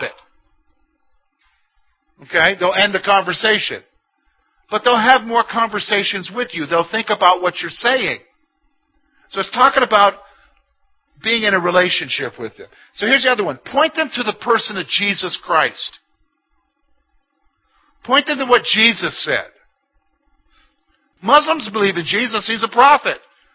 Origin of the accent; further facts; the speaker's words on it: South Carolina, United States; also born or lived in Columbia, South Carolina; now in Clearfield County, Pennsylvania, United States; I come from South Carolina.